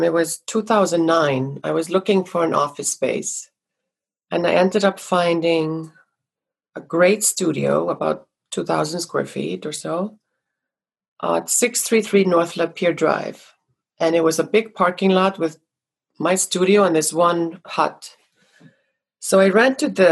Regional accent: Iceland; now in Los Angeles, United States; growing up in Iceland with quite a dramatic nature

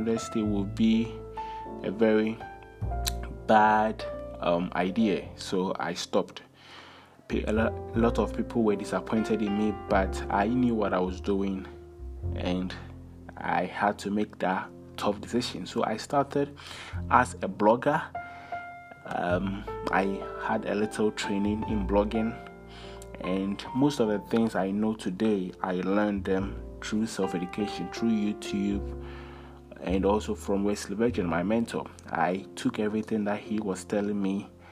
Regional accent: Ghana; I come from Ghana, West Africa

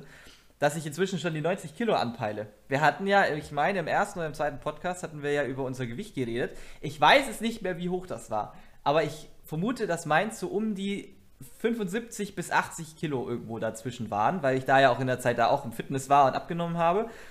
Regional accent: Bavaria, Germany; moved away; also born or lived in central/western Germany; unten bei uns in Bayern

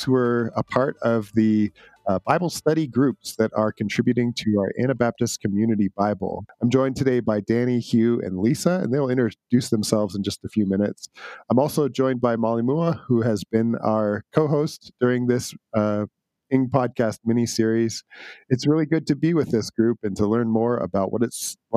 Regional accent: Southern Ontario, Canada; I grew up in that part of Southern Ontario

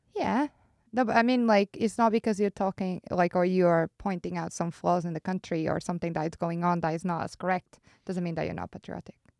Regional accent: Porto, Norte, Portugal; moved away as an adult; also born or lived in Ireland; now in Switzerland; I'm from Porto and it's a beautiful city

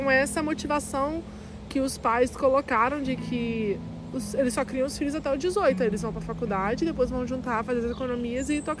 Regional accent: Brazil; moved away; a gente é brasileira

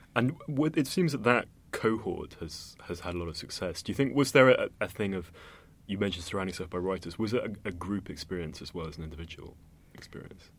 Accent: Cambridge, East of England, United Kingdom; I grew up in Cambridge

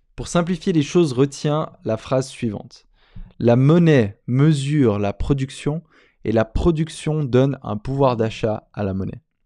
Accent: Switzerland; moved away; mon pays d'origine en Suisse

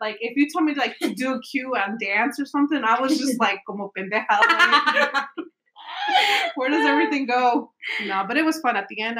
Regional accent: Chicago, Illinois, United States; now in Atlanta, United States; I'm originally from Chicago. I remember my mom moved down here to Atlanta.

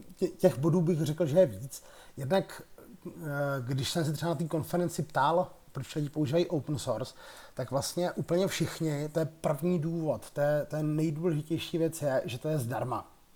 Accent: Czechia; my, kteří jsme tady z České republiky

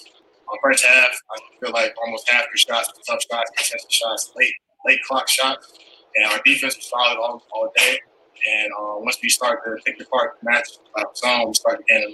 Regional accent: North Carolina, United States; I'm from North Carolina, going home

